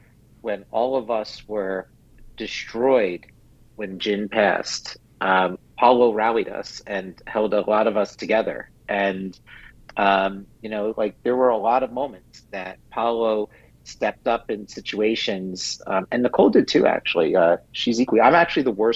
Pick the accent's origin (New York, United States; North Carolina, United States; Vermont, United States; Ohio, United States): New York, United States; New York City; I was a really tall Jew growing up in New York City at 5'9"